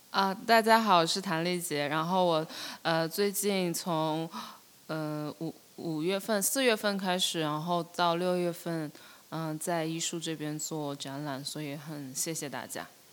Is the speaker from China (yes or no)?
yes; Shenzhen, Guangdong, China; 我是，就是九一年，我，我是在深圳出生，然后我除了念，念书之外，绝大部分时间都一直在深圳